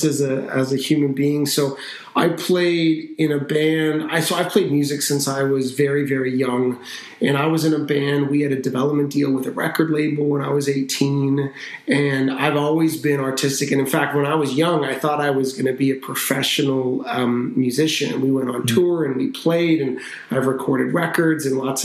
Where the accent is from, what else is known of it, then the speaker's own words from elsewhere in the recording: North Vancouver, British Columbia, Canada; I grew up in Vancouver. We grew up in North Vancouver